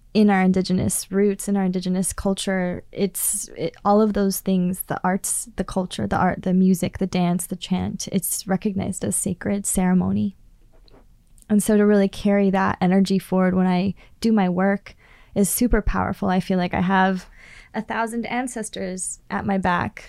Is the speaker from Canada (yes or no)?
yes; Prince George, British Columbia, Canada; I come from Klaytli Tanay. I come from the people where the two rivers flow together.